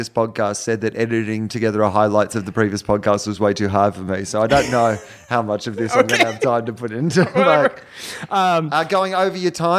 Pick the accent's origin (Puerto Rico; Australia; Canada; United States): Australia; I'm from Australia